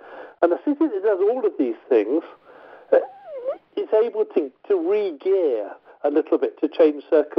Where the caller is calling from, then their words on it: Scotland, United Kingdom; I'm ringing you from Scotland now, and just north of me is Dundee